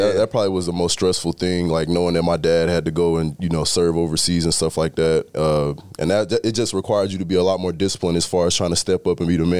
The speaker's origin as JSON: {"language": "English", "region": "Georgia", "country": "United States", "said": "I mean, I'm a kid from South Georgia."}